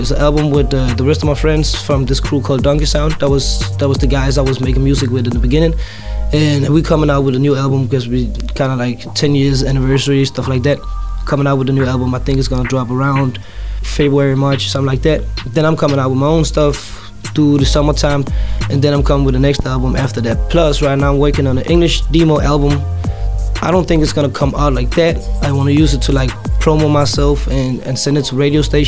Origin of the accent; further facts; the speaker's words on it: Tanzania; now in Denmark; I'm Tanzanian, so of course I need to put my language in my music too